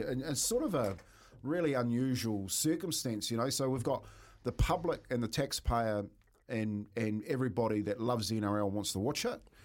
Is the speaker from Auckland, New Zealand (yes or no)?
no; Waitara, Taranaki, New Zealand; born or raised there; moved away